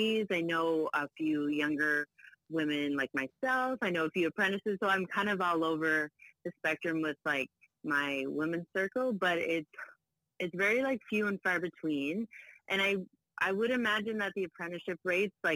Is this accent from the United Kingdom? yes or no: no; Prince Edward Island, Canada; moved away as an adult; also born or lived in Ontario; now in Toronto, Canada; I was born in Ontario. So my dad ended up staying here. And then my mom, when I was 7, wanted to move back to her childhood home of Prince Edward Island. So then she took me with her. So I was in there from grade 2 to 12